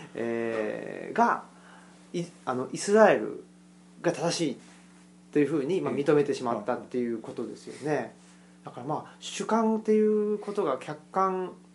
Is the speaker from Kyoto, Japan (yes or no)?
no; Saitama, Japan; now in Kansai, Japan; 僕も埼玉県出身